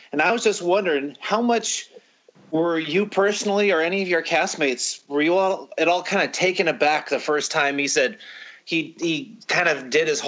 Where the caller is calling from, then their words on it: Illinois, United States; …, calling from Illinois.